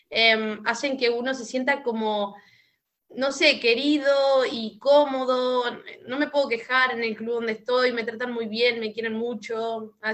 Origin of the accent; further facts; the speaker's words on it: Córdoba, Argentina; moved away; porque vengo de Córdoba, una ciudad muchísimo más grande y demás.